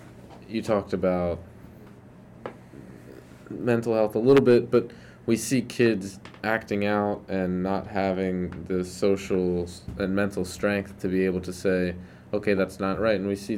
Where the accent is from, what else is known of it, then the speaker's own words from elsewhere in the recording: Wilmington, Delaware, United States; now in Chester County, United States; And I grew up in Wilmington